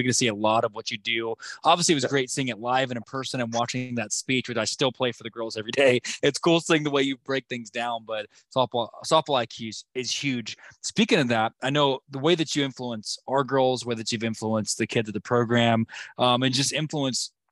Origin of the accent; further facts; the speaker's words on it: Norman, Oklahoma, United States; Even though we're from Norman